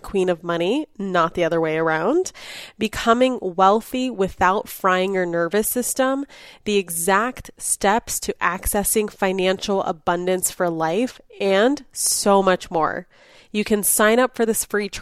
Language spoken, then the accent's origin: English; Los Angeles, California, United States; Growing up in Los Angeles